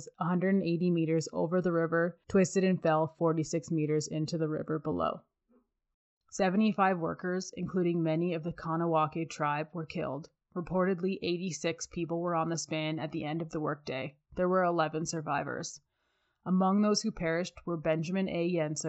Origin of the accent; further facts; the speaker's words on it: Canada; while I am Canadian, my French is not very good.